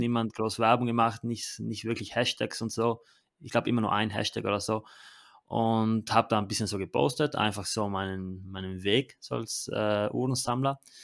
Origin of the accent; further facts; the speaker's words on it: Italy; bei uns in Italien